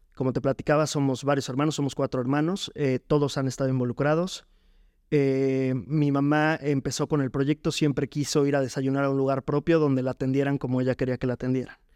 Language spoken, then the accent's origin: Spanish; Jarocho, Veracruz, Mexico; now in Puebla, Mexico; somos, somos jarochos